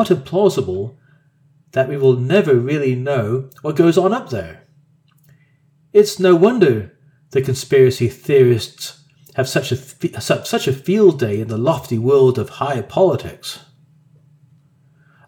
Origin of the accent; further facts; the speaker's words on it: Australia; Us Australians